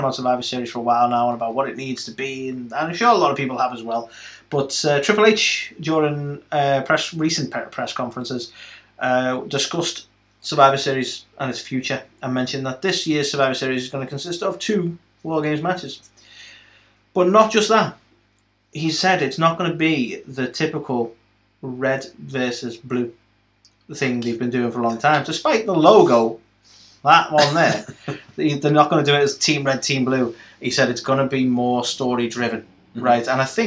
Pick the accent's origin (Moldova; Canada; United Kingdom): United Kingdom; we're British